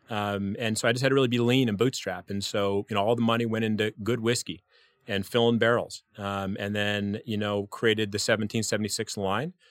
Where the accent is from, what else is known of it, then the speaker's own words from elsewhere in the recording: New Mexico, United States; also born or lived in California / Washington D.C.; California. I grew up in New Mexico, Washington D.C. area.